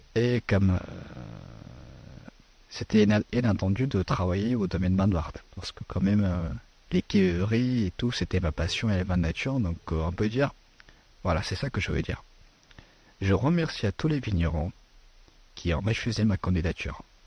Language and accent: French; Afghanistan; French is a second language; now in France; mon pays d'origine de l'Afghanistan